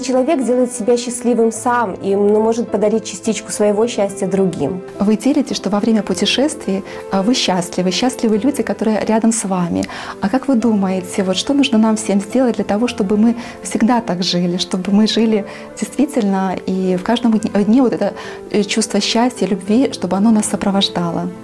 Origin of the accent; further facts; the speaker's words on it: Gomel, Gomel Region, Belarus; я из Гомеля.